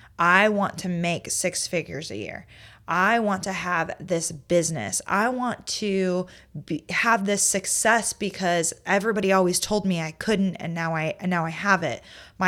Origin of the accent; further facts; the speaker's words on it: Indiana, United States; I came to South Carolina from Indiana, and Indiana, they are closed on Sundays.